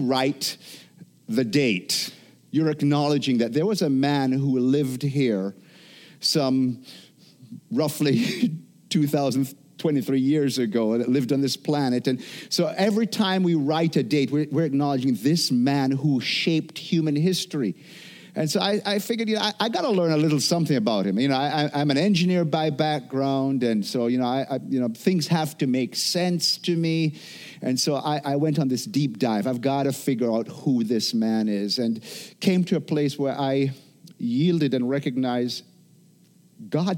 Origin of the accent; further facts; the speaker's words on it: Jamaica; moved away; growing up in Jamaica